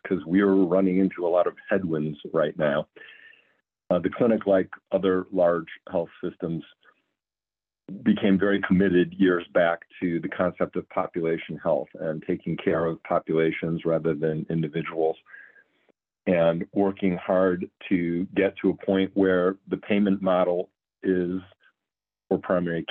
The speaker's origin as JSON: {"language": "English", "town": "Cleveland", "region": "Ohio", "country": "United States", "tie": "born or raised there", "also_born_or_lived": "Rhode Island / Louisiana / California", "moved": "as an adult", "said": "moved my family back to Cleveland, where I was born and raised"}